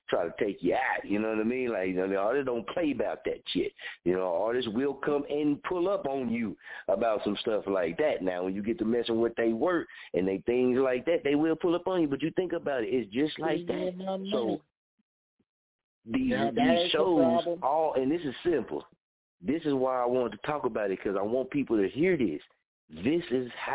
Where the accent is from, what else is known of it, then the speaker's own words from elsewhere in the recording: Muskogee, Oklahoma, United States; I'm from Oklahoma, from Muskogee, and I say I'm a Okieton